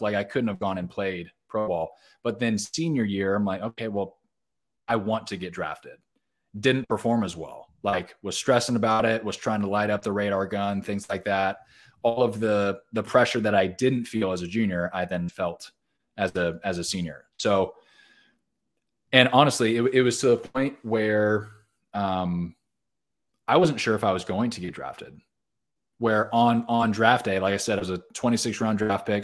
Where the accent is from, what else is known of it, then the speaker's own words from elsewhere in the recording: Orange County, Southern California, United States; moved away as an adult; now in Nashville, United States; I grew up in Southern California. So, grew up in Orange County